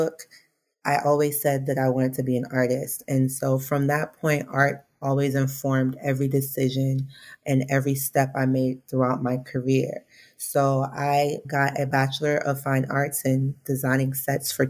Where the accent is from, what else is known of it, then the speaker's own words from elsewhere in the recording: South Florida, United States; moved away as an adult; now in New York City, United States; I'm from South Florida